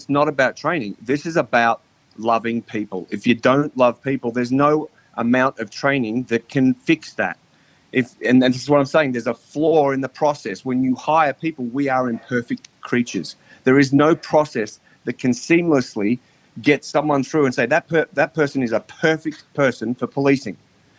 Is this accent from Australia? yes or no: yes; Australia; You know, I came from Australia and I have a very sort of happy-go-lucky sort of attitude in my policing manner.